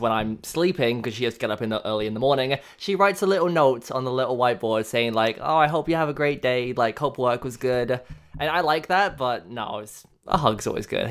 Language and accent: English; England, United Kingdom; now in Canada; I was born in England